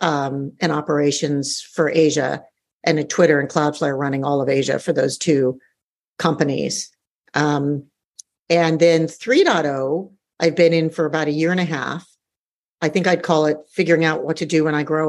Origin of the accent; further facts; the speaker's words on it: United States; moved away as an adult; also born or lived in Australia; now in Singapore; I'm an American with a sense of adventure. So I grew up in the US